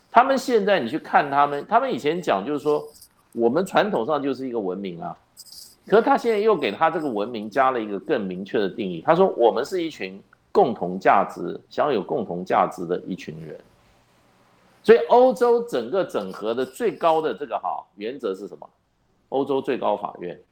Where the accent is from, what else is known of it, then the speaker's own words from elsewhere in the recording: Taiwan; 那我们台湾处在什么一个位置